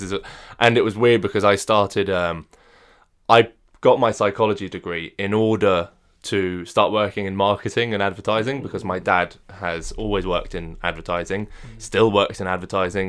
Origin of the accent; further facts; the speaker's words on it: France; moved away; I was brought up in France